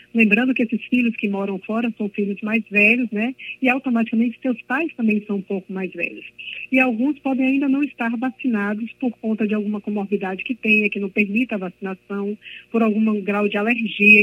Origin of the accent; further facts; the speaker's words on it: Belém, Pará, Brazil; now in Bahia, Brazil; eu sou de Belém do Pará, mas eu vivo na Bahia há mais de 30 anos